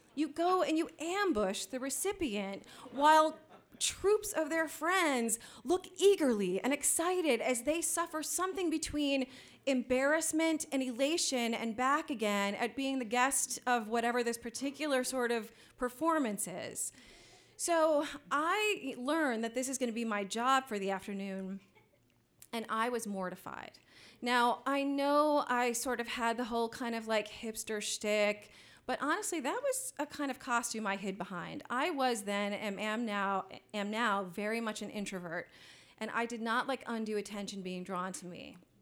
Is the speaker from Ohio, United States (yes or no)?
yes; Columbus, Ohio, United States; the new wave scene of Columbus, Ohio, which was my hometown